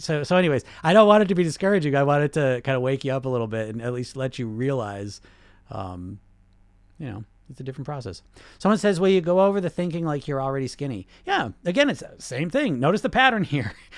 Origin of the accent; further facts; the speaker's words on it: United States; I grew up in America